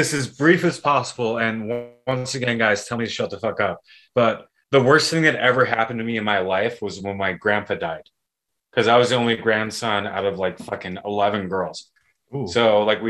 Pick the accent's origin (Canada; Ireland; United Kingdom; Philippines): Ireland; also born or lived in Arizona, United States; now in Washington, D.C. area, United States; I was born in Ireland and I moved to the States in 96